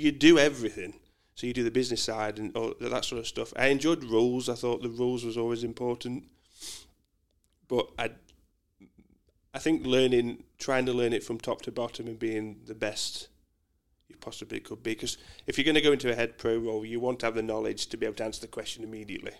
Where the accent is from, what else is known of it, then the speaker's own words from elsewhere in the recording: Mansfield, East Midlands, United Kingdom; moved away as an adult; now in Australia; I am a Mansfield boy. So I was born in Mansfield